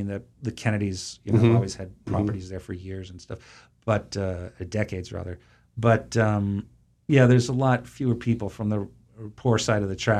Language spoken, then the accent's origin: English; Massachusetts, United States; I grew up in Massachusetts, and Jaws was shot on Martha's Vineyard in 1973. That was, that's the Martha's Vineyard of my childhood.